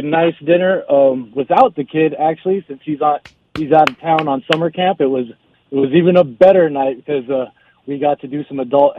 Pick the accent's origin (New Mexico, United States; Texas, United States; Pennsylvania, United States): New Mexico, United States; Albuquerque; growing up in Albuquerque, there's not a local team